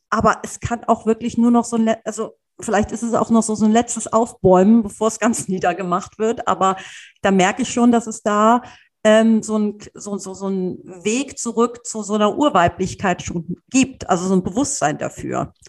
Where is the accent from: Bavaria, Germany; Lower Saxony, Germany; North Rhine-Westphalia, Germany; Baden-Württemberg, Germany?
North Rhine-Westphalia, Germany; Cologne; ich bin ein Stadtkind, ich bin in der Stadt aufgewachsen, in Köln